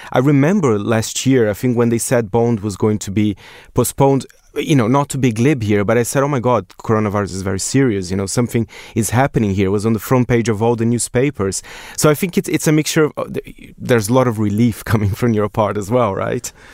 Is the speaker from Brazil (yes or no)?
yes; Brazil; now in United Kingdom; my home country, Brazil